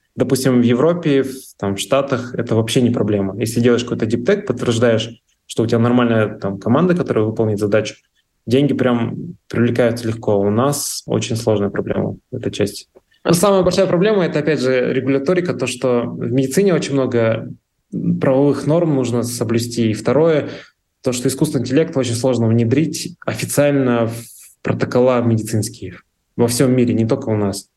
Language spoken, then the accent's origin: Russian; Pavlodar, Pavlodar Region, Kazakhstan; моего родного города, вот Павлодара